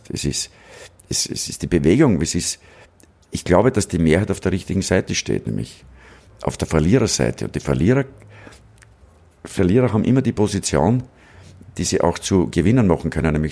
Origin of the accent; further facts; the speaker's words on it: Braunau am Inn, Upper Austria, Austria; Ich bin in Braun am Inn aufgewachsen